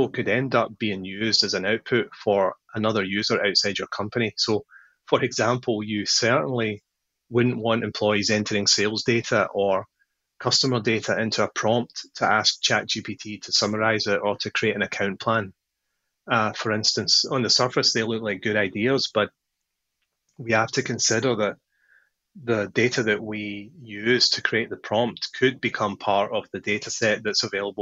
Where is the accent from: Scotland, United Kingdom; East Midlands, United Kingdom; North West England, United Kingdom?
Scotland, United Kingdom; Paisley; now in California, United States; I grew up in a town in Scotland